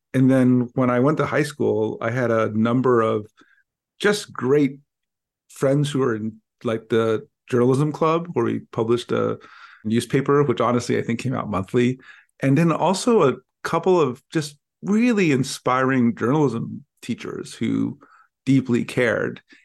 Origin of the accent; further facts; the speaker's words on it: Los Angeles, California, United States; when I grew up in Los Angeles, I grew up in a part just east of downtown